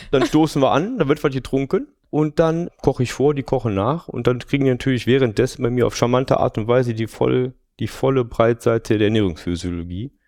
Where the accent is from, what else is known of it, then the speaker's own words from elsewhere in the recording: Düsseldorf, North Rhine-Westphalia, Germany; ich bin in dieser herrlichen Stadt geboren